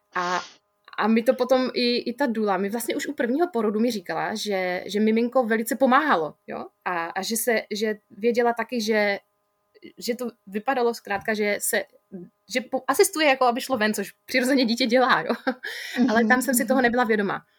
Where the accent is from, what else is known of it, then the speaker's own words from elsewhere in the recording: Ostrava, Moravian-Silesian Region, Czechia; also born or lived in Spain; přímo v Ostravě, což je moje rodné město, milované město